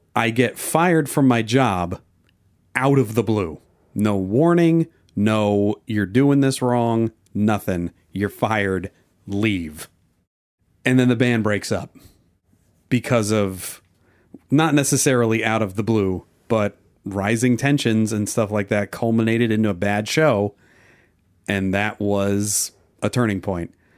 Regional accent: New Jersey, United States; moved away; also born or lived in Oklahoma; I was born in New Jersey, but I've been to Oklahoma. I did school, high school in Oklahoma and a couple years of college. at Oklahoma State, and then I went back to New Jersey

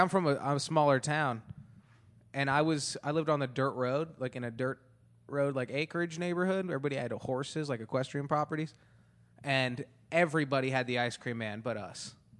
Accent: Antelope Valley, California, United States; There's a store in when we were growing up in Antelope Valley for a little bit.

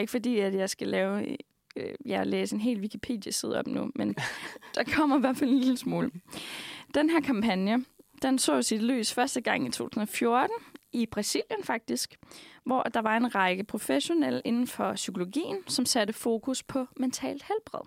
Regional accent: Denmark

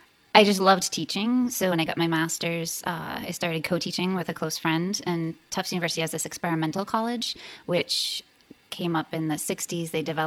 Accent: Massachusetts, United States; I'm from Massachusetts, but I'm out west.

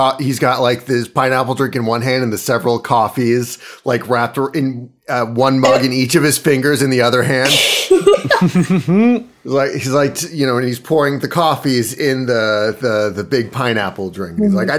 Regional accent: Florida, United States; here in Florida. I'm from Florida

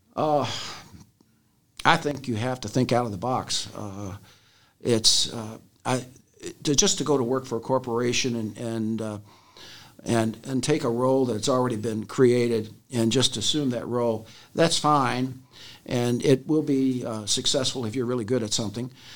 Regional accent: Louisville, Kentucky, United States; I am from Jefferson County, grew up in, uh, the west end of Louisville

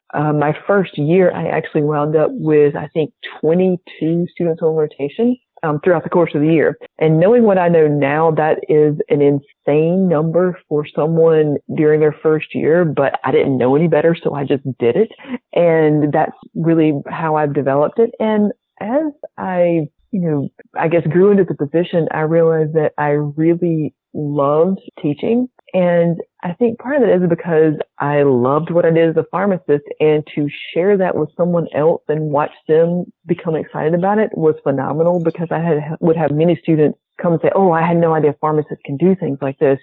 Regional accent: the South, United States; accent: southern; my southern accent

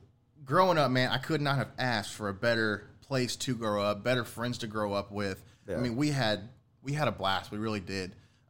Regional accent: Deer Park, Texas, United States; Man, coming up in Deer Park, it was very, very different than it is now.

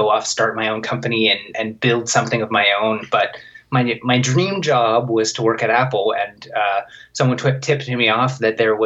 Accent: suburbs of Vancouver, British Columbia, Canada; I started working at an internet provider in my hometown. It's like obscure tiny town in the suburbs of Vancouver.

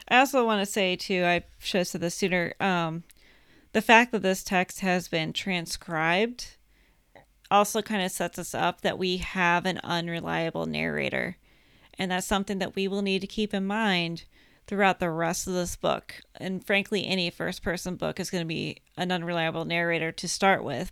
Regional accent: United States; I'm American

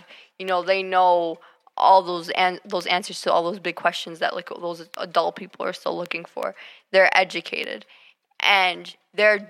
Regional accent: United States; first language English and Arabic; even though we were born here, we're just as American as anyone else

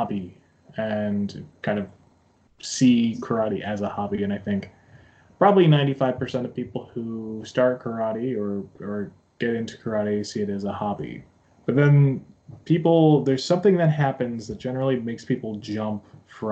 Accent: United States; now in Japan; when I was growing up in the States

